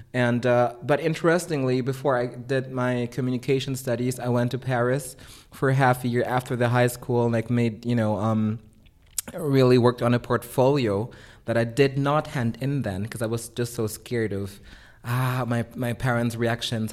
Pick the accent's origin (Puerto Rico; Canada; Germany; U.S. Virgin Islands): Germany; also born or lived in Philippines; growing up in Germany in a pretty suburban context